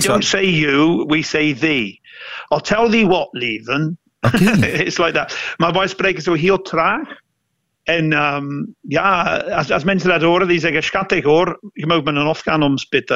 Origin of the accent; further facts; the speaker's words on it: South West England, United Kingdom; Dutch is a second language; now in Antwerp, Belgium; Ik kom van het zuidwesten, dat zo. Ah, wij spreken zo ons R'n